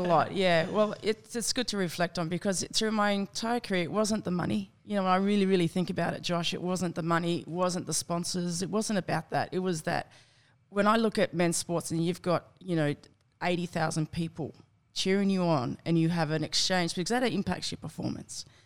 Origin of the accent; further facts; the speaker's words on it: Campbelltown, New South Wales, Australia; I grew up in, uh, southwest Sydney in Campbelltown